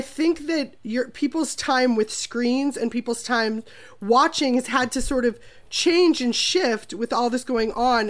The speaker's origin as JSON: {"language": "English", "region": "Minnesota", "country": "United States", "said": "I'm also from Minnesota"}